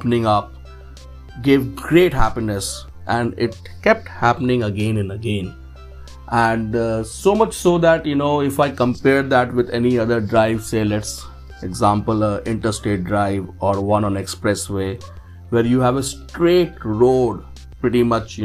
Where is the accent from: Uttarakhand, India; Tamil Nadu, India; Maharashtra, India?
Uttarakhand, India; Dehradun; My hometown is Dehradun